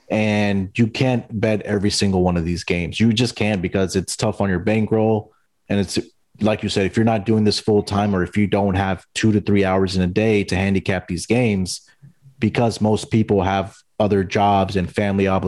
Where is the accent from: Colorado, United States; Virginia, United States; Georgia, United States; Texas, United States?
Texas, United States; Houston; And being in Houston, I also follow the Astros because it's my hometown team, also.